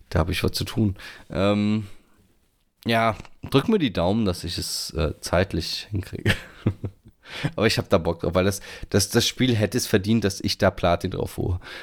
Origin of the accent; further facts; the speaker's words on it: Northern Germany, Germany; als Norddeutscher